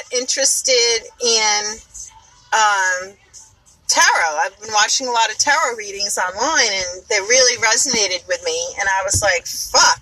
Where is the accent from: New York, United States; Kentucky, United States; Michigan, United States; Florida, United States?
New York, United States; accent: New York; my New York accent